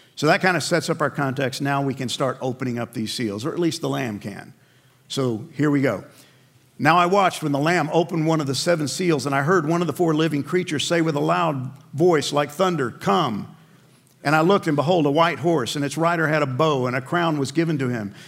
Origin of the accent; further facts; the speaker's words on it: New York City, New York, United States; I grew up in New York